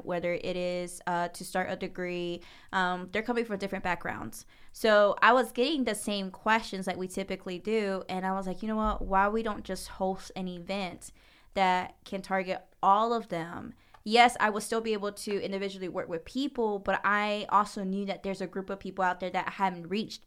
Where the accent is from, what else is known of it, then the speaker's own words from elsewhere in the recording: Jennings, Florida, United States; I grew up in what we call Jennings, Florida